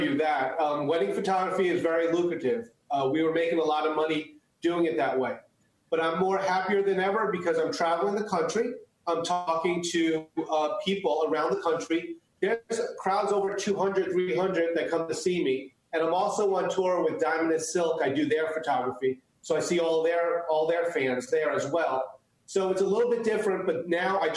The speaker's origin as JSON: {"language": "English", "country": "United States", "tie": "born or raised there", "first_language": "Chinese", "second_language": "English", "said": "I was born in the United States."}